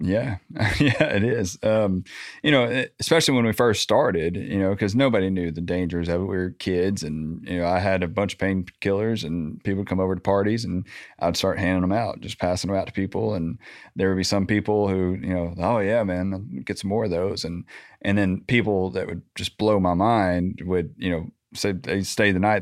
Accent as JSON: {"language": "English", "town": "Little Rock", "region": "Arkansas", "country": "United States", "tie": "born or raised there", "said": "I grew up in Southwest Little Rock, Landmark"}